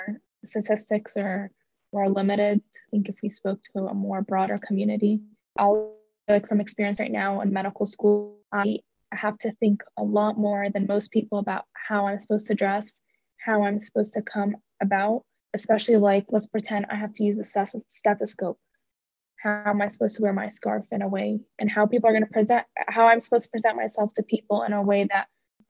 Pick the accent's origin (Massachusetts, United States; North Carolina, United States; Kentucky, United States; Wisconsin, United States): Kentucky, United States; also born or lived in Syria; I grew up here most all my life